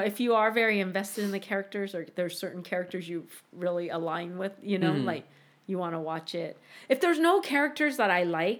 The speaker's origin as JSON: {"language": "English", "country": "United States", "tie": "born or raised there", "said": "I am Japanese American. So I was born here. I'm like one and a half generation. My mom is first. My dad is second."}